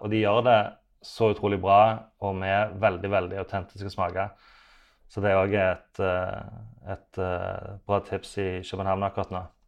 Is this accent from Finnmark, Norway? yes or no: no; Sandnes, Rogaland, Norway; also born or lived in Oslo, Norway; now in Copenhagen, Denmark; jeg er fra Sandnes, men nå har jeg ikke bodd i Sandnes da på 18 år.